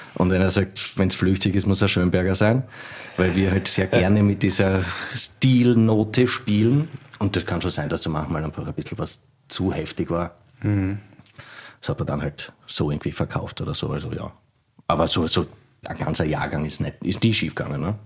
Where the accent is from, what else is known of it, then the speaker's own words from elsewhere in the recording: Styria, Austria; also born or lived in Mörbisch am See; now in Vienna, Austria; wir sind Steirer